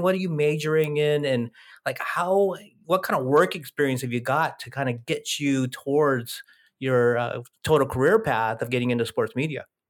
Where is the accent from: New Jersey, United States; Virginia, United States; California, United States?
California, United States; Oakland; I was born in Oakland